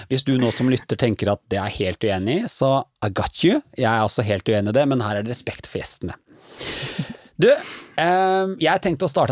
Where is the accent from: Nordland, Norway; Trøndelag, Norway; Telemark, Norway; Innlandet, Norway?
Innlandet, Norway; Grue; Eller jeg er fra Grue. Jeg har bare ikke så veldig dialekt.